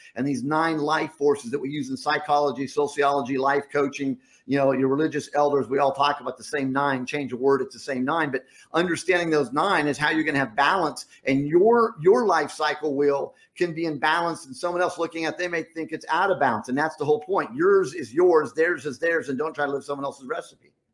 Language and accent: English; Rocky Mountains, United States; moved away; growing up in the Rocky Mountains